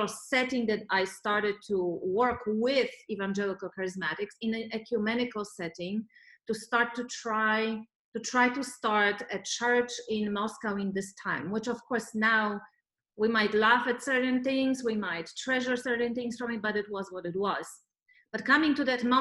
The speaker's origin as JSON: {"language": "English", "country": "Poland", "tie": "born or raised there", "moved": "yes", "lives_now": "Los Angeles, United States", "said": "I come from Poland"}